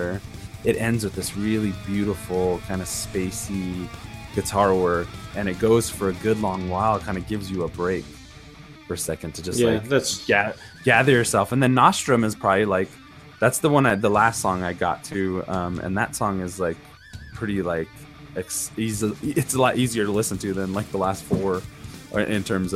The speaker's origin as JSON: {"language": "English", "country": "United States", "said": "as an American"}